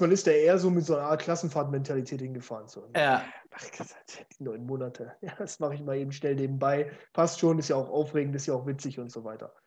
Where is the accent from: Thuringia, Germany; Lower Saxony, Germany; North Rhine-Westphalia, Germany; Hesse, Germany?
Lower Saxony, Germany; Munster; ich bin in einer, in einer Kleinstadt groß geworden, wo äh, ich bin aufgewachsen in Munster